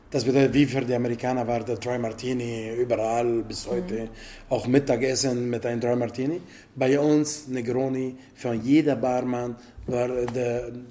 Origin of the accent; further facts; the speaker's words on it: Italy; German is a second language; Ja, ich bin Italiener meine Origin, okay, mein Vater ist libaneser Origin, aber er ist Italiener jetzt natürlich, aber meine Mutter ist Italienerin, aufgewachsen in Italien, alle mein Leben, mein ganzes Leben in Italien, so.